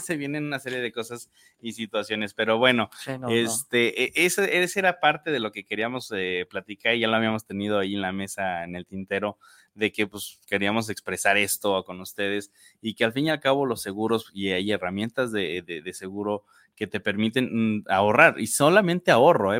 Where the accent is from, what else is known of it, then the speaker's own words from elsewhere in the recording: Mexico; nosotros como mexicanos nos encanta gastar